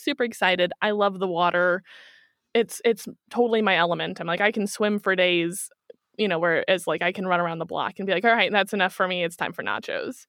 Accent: Kansas City, Missouri, United States; moved away as an adult; now in Germany; I'm from Kansas City

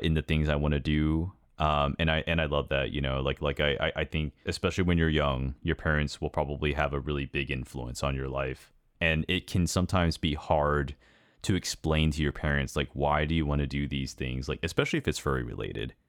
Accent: United States; I'm Asian American

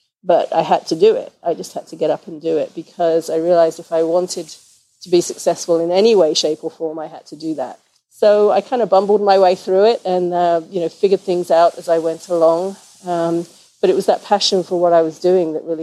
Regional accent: England, United Kingdom; moved away as an adult; also born or lived in St. Louis, Missouri / Boise, Idaho; now in Portland, United States; I'm originally from England. I moved with my husband to the U.S. in 94

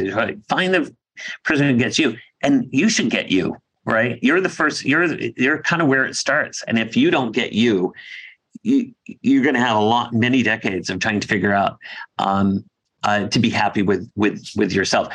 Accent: Dedham, Massachusetts, United States; Dedham, Massachusetts, my hometown.

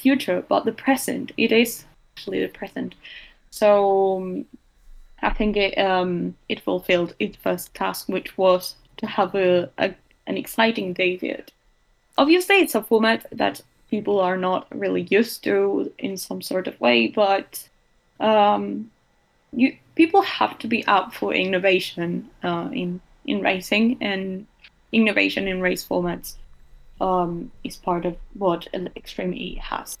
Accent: Uruguay; I am from Uruguay

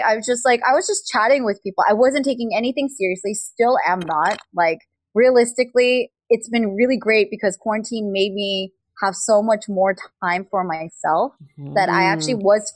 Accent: United States; being Korean American

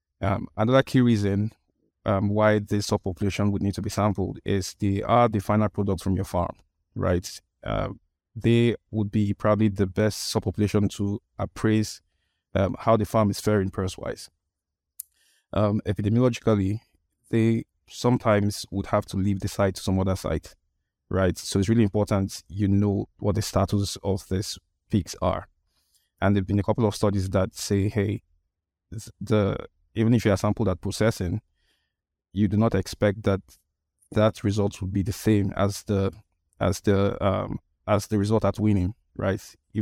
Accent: Nigeria; English is a second language; I'm a vet. I'm from Nigeria. Nigeria is in West Africa.

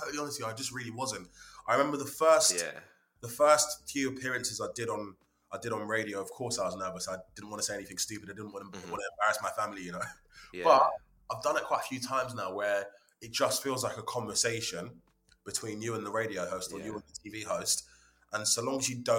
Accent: London, United Kingdom; also born or lived in Hertfordshire; now in Watford, United Kingdom; I was born in 91. I'm 30 years old. And then, just always lived in and around North London, then Hertfordshire

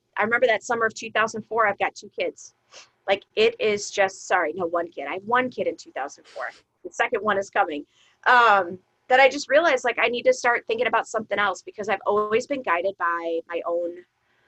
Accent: Chicago suburbs, Illinois, United States; also born or lived in Ohio; I grew up in the Chicago suburbs

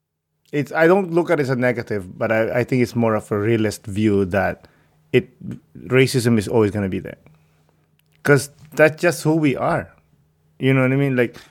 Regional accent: Philippines; now in Canada; they found out that I'm Filipino

